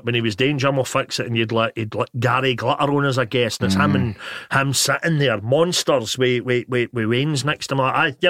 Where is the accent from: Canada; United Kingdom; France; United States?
United Kingdom; Motherwell, Scotland; I'm from Motherwell, so clearly my mum and dad had divorced when I was a kid